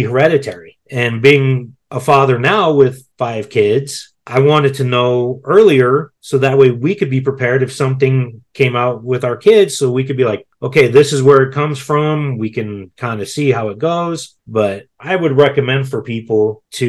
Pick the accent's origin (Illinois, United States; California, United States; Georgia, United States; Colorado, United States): Colorado, United States; I was born in Colorado